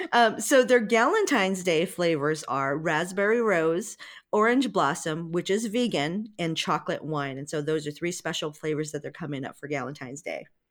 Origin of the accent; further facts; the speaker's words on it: Hawaii, United States; I'm from Hawaii.